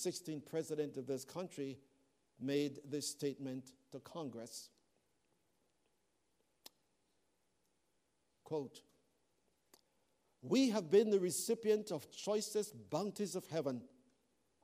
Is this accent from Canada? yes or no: yes; Canada; I am a Canadian. That's the passport I travel with. I love this country.